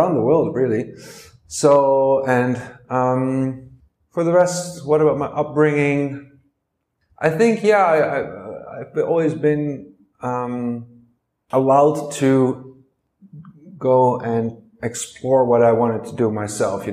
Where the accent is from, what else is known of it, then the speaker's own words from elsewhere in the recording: Netherlands; I'm from the Netherlands, and I've come from a family of five